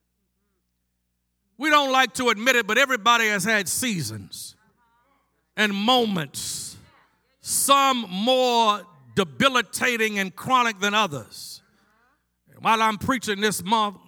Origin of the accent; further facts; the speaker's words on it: Baltimore, Maryland, United States; growing up in Baltimore